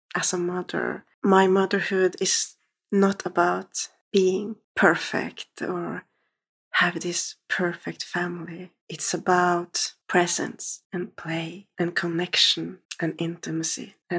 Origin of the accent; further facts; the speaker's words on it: Norway; I'm from Norway.